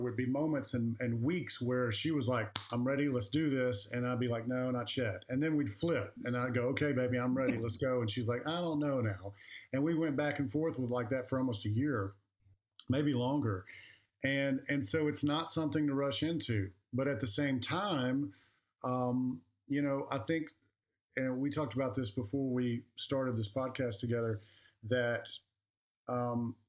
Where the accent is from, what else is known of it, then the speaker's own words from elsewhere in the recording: Alabama, United States; moved away; I'm from Alabama, and when we go back and see my cousins and family, and my little ones are playing with their little ones, I just know growing up there